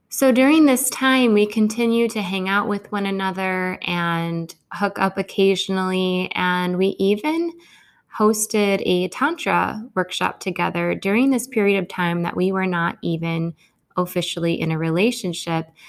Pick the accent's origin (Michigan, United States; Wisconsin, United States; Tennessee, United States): Michigan, United States; Grand Rapids; also born or lived in India; this was my first winter back in my hometown. My hometown tends to be a really sensitive place of undertow for me.